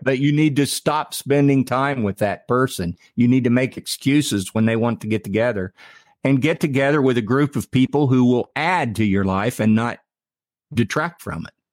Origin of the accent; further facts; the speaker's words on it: Ohio, United States; I'm from Ohio.